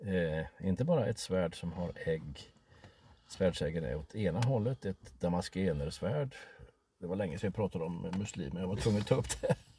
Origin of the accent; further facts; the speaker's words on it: Sweden; vi svenskar